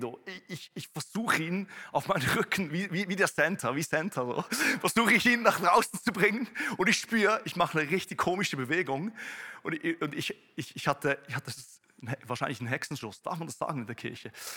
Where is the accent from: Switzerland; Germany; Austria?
Switzerland; ich komme aus der Schweiz, komme aus einem Bauerndorf, da gibt es mehr Kühe als, als Menschen.